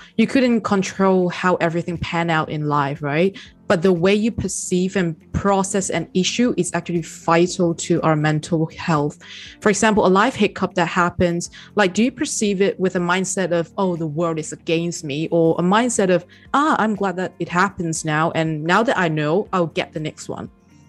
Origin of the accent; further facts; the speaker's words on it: Hong Kong; now in Australia; Now that I came from Hong Kong to Australia, that is one of the things that I was pretty close-minded at first.